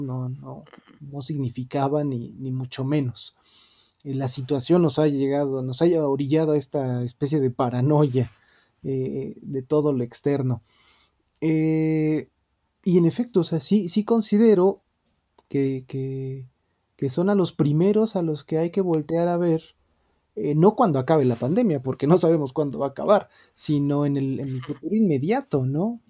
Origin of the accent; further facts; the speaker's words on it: Mexico; esos emblemas que nos identifican como mexicanos